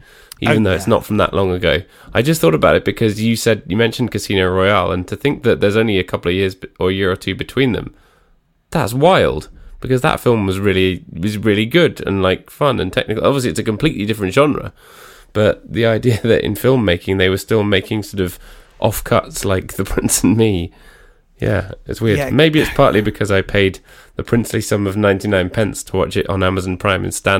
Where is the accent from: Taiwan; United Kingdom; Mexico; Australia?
United Kingdom; And we're British, so we know.